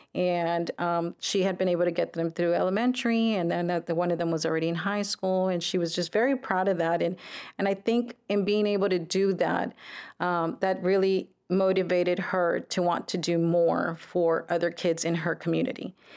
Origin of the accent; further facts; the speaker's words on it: Brownsville, Texas, United States; Brownsville native, uh, born and raised in Brownsville